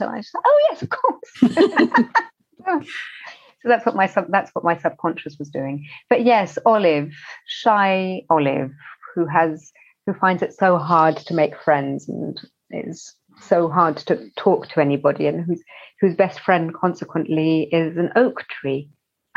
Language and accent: English; London, United Kingdom; as a child, even as growing up in West London